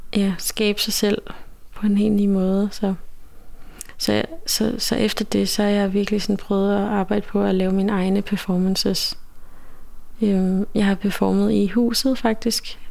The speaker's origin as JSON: {"language": "Danish", "country": "Denmark", "tie": "born or raised there", "said": "jeg er vokset op i Danmark"}